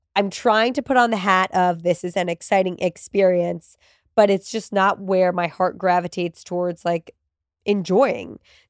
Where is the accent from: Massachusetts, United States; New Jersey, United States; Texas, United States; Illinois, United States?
New Jersey, United States; moved away; also born or lived in New York; my family, when we moved to New Jersey when I was 3 from New York, my parents still live in that house.